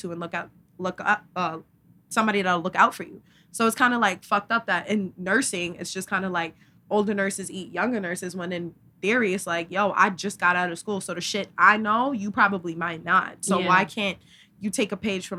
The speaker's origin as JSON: {"language": "English", "region": "New York", "country": "United States", "said": "we are from New York"}